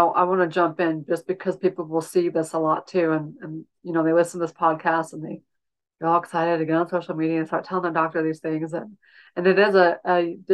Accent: Utah, United States; I'm in Utah, and I grew up in Utah. I grew up in the same house I bought from my parents

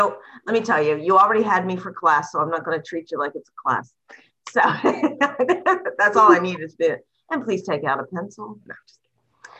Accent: Greensboro, North Carolina, United States; I grew up in Greensboro, North Carolina.

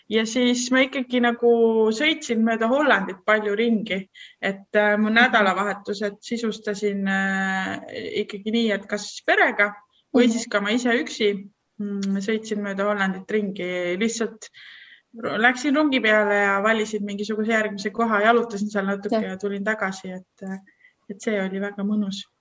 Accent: Estonia; also born or lived in Netherlands; see … sealt Eestist

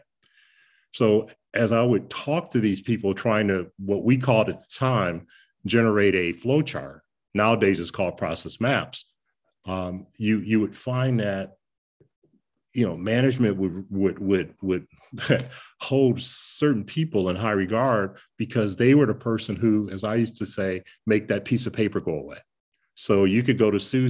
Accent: Detroit, Michigan, United States; Growing up in Detroit, in a city where we had three of the Fortune 10 companies at that time

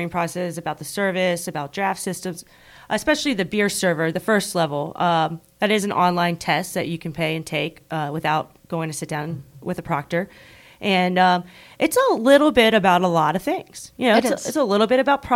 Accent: Richmond, Virginia, United States; I'm from Richmond, Virginia, which is a great beer town

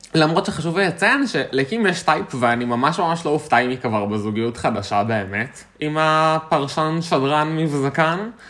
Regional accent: Israel

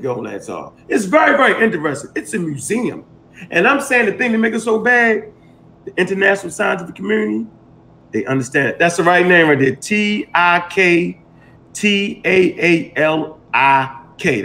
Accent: Baltimore, Maryland, United States; I'm from Baltimore and we used to stop the alleys up so the police couldn't drive down it

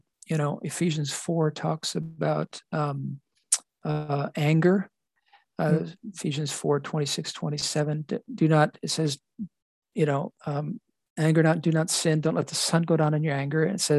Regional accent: Bali, Indonesia; My background growing up in Indonesia made me aware of things on the island of Bali, which is called the Island of the Gods. That's where mm-hmm. I was brought up

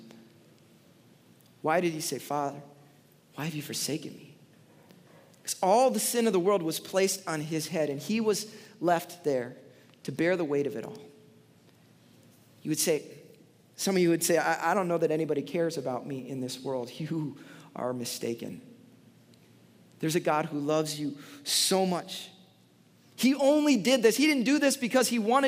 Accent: Chicago, Illinois, United States; I grew up in Chicago in the 90s

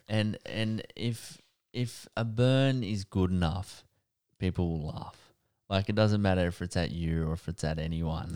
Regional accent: Wyong, New South Wales, Australia; I grew up in Wayang

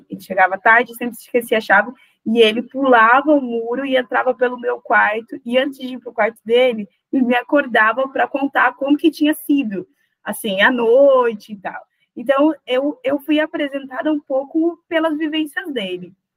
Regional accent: South Region, Brazil; also born or lived in Paraná / Santa Catarina; Moro no Sul. É, sou nascida no Sul, né, criada no Sul

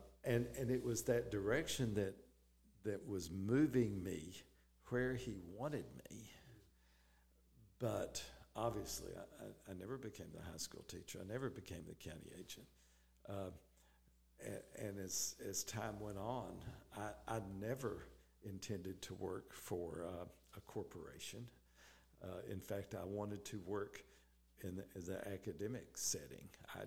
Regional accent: Southern United States, United States; But being a Southerner, I wanted to come back where it was warm, and that's how we got to Reisland Foods.

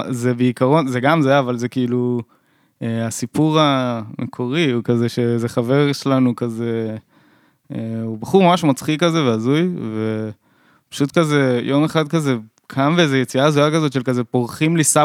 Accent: Netanya, Central District, Israel; also born or lived in Jerusalem; אה, במקור במקור מירושלים, אבל אה

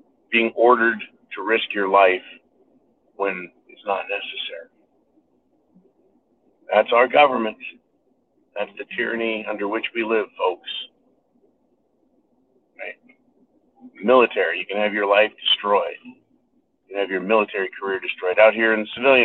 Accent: United States; being an American.

